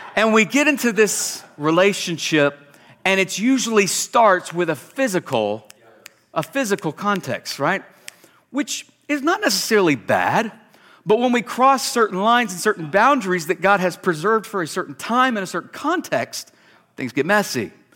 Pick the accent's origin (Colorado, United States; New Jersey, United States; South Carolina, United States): South Carolina, United States; moved away as an adult; now in Boise, Idaho, United States; we're not from Alabama, we're from South Carolina